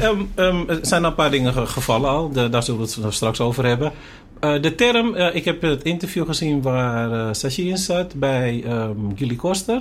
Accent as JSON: {"language": "Dutch", "country": "Suriname", "said": "wij zijn ook Surinamers"}